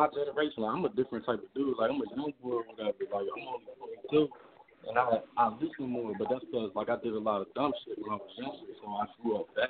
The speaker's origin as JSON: {"language": "English", "town": "Wilmington", "region": "Delaware", "country": "United States", "said": "Yeah, so I'm from Wilmington."}